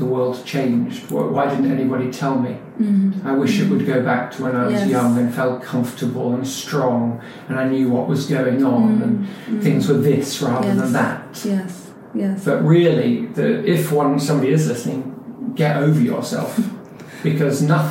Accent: London, United Kingdom; I was born in London, I was born in Muswell Hill, Whittington Hospital from Haringey. My life was standard British London life

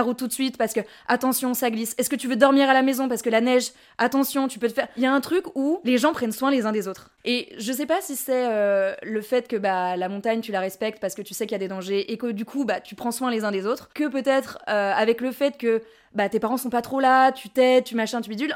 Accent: Courchevel, Auvergne-Rhône-Alpes, France; moved away as an adult; also born or lived in Albertville; now in Paris, France; je suis née euh, à Albertville et j'ai grandi et vécu euh, born and raised à Courchevel

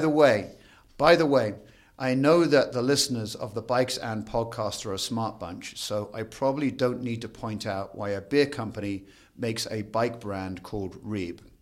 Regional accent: Crantock, South West England, United Kingdom; moved away as an adult; now in Denver, United States; I'm from a tiny cr, village called Crantock, which is down in the southwestern part o, of the U K.

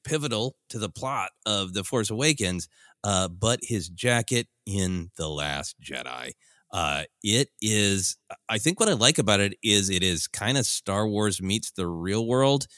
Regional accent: Minnesota, United States; moved away; growing up in Minnesota

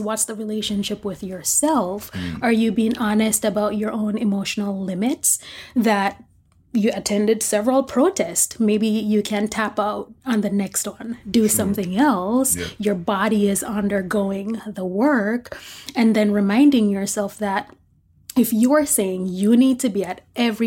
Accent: Jamaica; I'm Jamaican

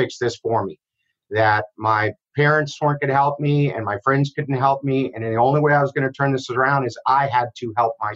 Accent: Miami, Florida, United States; I grew up in Miami, Florida

